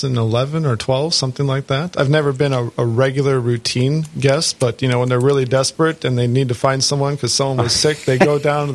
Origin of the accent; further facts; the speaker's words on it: Jamestown, North Dakota, United States; moved away as an adult; also born or lived in Washington, D.C.; I'm a North Dakota boy. I was born and raised in Jamestown.